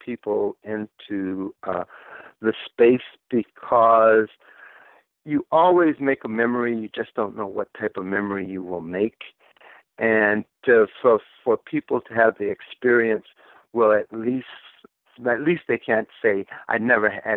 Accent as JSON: {"language": "English", "town": "Grambling", "region": "Louisiana", "country": "United States", "tie": "born or raised there", "also_born_or_lived": "Lafayette, Louisiana / Michigan / Chicago / Wisconsin", "moved": "yes", "lives_now": "Detroit, United States", "said": "I was born in Lafayette, Louisiana, but I was raised in Grambling, Louisiana. However, I spent 6 years of my life in Michigan at various times."}